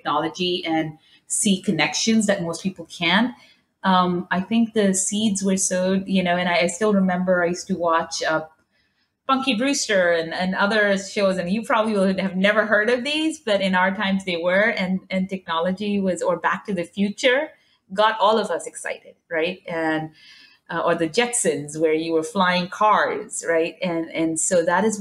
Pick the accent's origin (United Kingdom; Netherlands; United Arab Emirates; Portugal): United Arab Emirates; Dubai; also born or lived in New York; now in San Francisco, United States; I grew up in Dubai